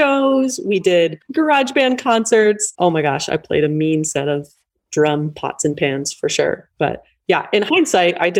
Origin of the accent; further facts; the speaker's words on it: East Coast, United States; I grew up on the East Coast